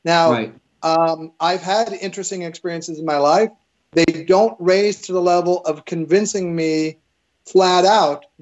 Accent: Evanston, Illinois, United States; I grew up in Evanston, Illinois, right by Northwestern University

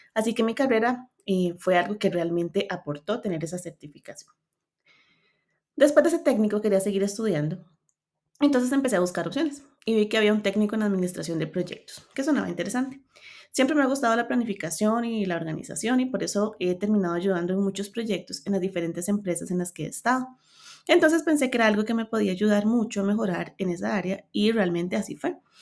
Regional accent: Cartago, Costa Rica; Soy de Cartago, Costa Rica. Vivo en una zona hermosa de montaña y paisajes

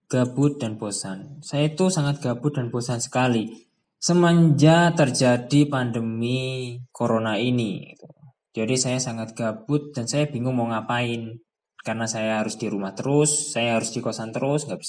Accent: Trenggalek, East Java, Indonesia; also born or lived in Kediri; now in Malang, Indonesia; Saya lahirnya di Kediri, ya tempat tinggal saya atau kampung halaman saya itu di Trenggalek. Jadi kalau saya mudik itu saya pulangnya ke Trenggalek. Dan sekarang saya berdomisili di Malang

